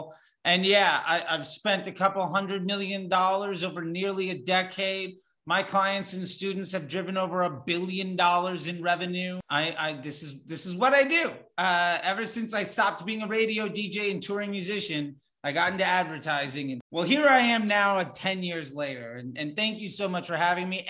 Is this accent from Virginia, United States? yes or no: yes; Northern Virginia, United States; born or raised there; also born or lived in Florida; now in Los Angeles, United States